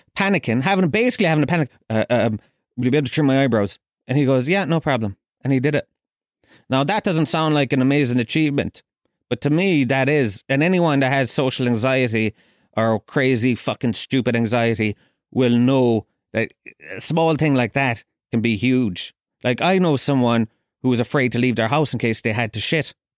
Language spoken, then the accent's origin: English; Kerry, Munster, Ireland; I grew up down in Kerry